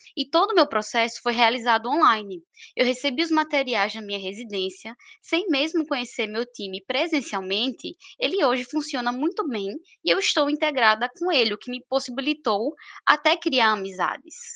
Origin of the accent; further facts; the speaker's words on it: Maceió, Alagoas, Brazil; moved away as an adult; also born or lived in São Paulo; now in Maceió, Brazil; eu retornei à minha cidade natal, Maceió, Alagoas